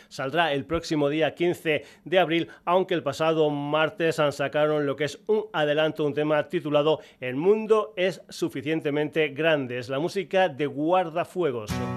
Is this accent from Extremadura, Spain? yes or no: yes; Extremadura, Spain; dos músicos de mi tierra, dos paisanos extremeños